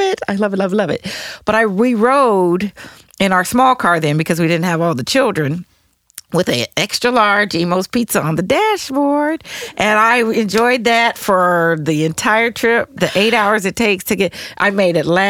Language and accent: English; Denver, Colorado, United States; now in St. Louis, United States; I'm from Denver, Colorado